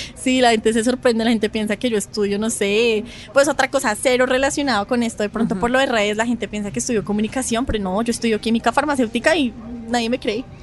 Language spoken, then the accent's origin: Spanish; Bogotá, Colombia; yo no soy de Medellín, yo soy de Bogotá